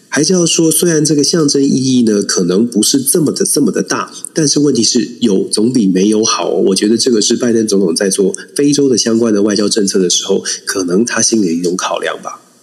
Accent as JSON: {"language": "Chinese", "country": "Taiwan", "said": "我们台湾真的可以团结起来"}